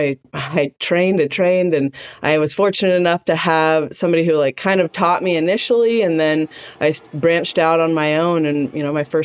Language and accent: English; Washington, United States; I'm a Washington State native, and I grew up here in the Pacific Northwest on the water